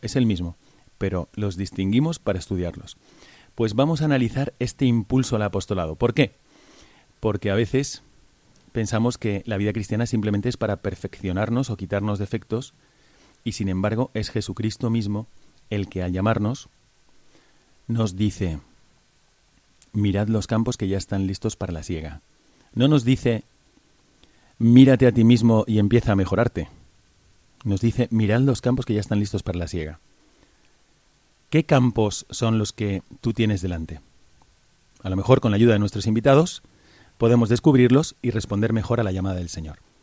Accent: Valencia, Valencian Community, Spain; soy de Valencia

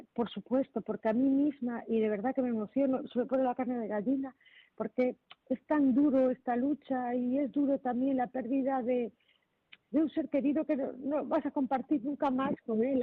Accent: Marín, Galicia, Spain; yo soy de Puerto de Mar, soy de Marín

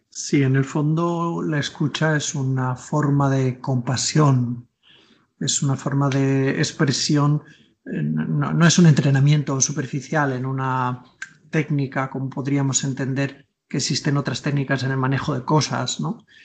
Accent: Tordesillas, Castile and León, Spain; colegio de mi pueblo, yo soy de Tordesillas, Valladolid

